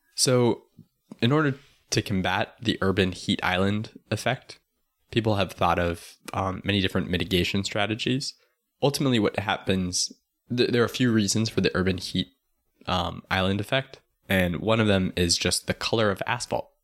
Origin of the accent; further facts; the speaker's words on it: Tucson, Arizona, United States; I'm from Tucson